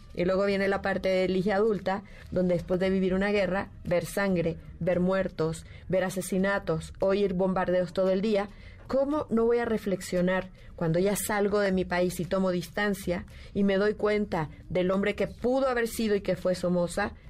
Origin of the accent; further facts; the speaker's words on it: Managua, Nicaragua; yo nací en el 68, corrí el año de 1968 en Managua, Nicaragua.